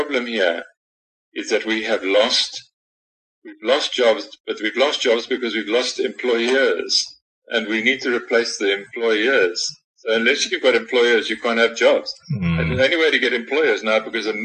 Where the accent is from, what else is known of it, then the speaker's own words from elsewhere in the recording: South Africa; it's great being a South African